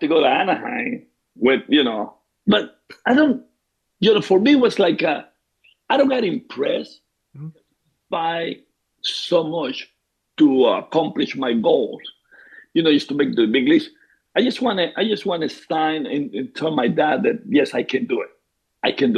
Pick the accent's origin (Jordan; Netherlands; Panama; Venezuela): Venezuela; moved away as an adult; now in Tampa, United States; I grew up in Venezuela